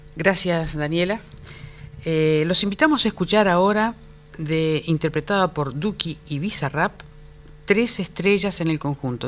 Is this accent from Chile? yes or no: no; Argentina; como argentinos